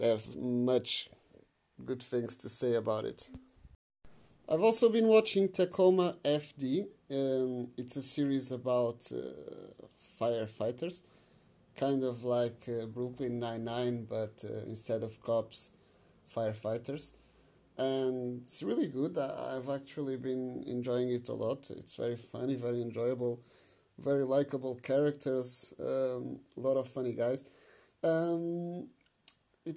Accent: Portugal; I'm from Portugal

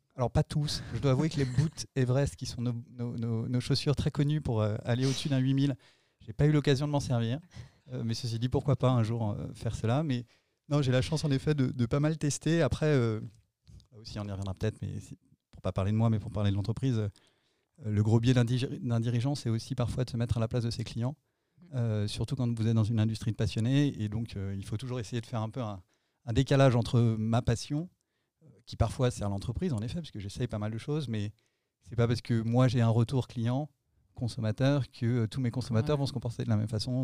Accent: Nantes, Pays de la Loire, France; also born or lived in Annecy; Je vivais à Nantes, même si je suis né à Annecy

